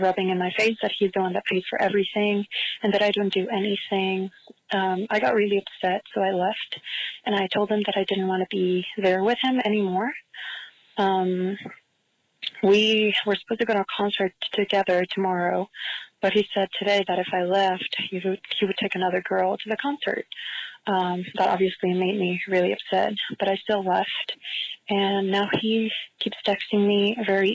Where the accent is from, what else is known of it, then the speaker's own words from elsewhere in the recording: San Diego, California, United States; I'm from San Diego.